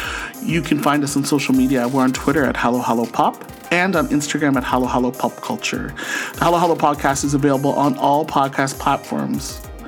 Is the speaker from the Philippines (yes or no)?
yes; Philippines; It's because we're Filipino. I know what our culture goes through